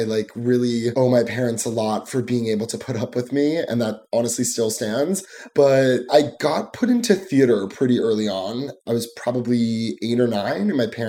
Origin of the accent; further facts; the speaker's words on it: New Jersey, United States; I am from New Jersey, so right across the water, the pond, aka the Hudson.